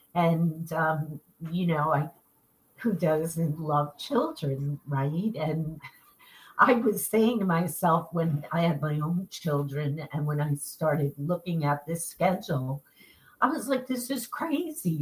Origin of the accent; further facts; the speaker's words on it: New York, United States; accent: New York; I'm in New York